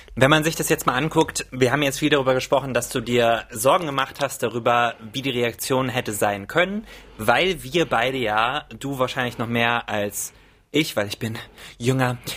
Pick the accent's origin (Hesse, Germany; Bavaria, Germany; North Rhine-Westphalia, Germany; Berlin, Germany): Hesse, Germany; Wiesbaden; moved away; ich komme aus Wiesbaden ursprünglich